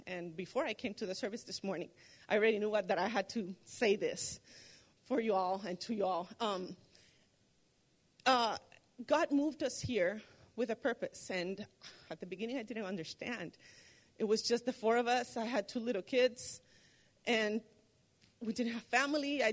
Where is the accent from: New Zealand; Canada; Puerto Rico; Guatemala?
Puerto Rico; moved away as an adult; also born or lived in Arlington, Texas; now in United States; I came here from Puerto Rico in 07